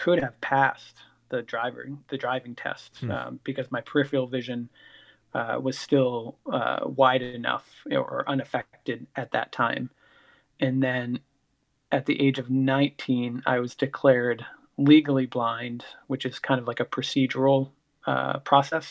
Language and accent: English; Sanford, Maine, United States; I grew up in Sanford, Maine, which is the southern part of Maine